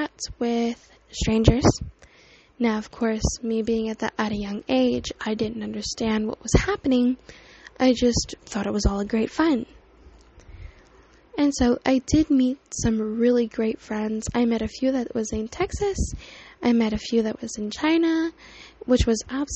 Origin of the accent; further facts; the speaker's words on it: Canada; So I live in Canada. I was born in Canada, born and raised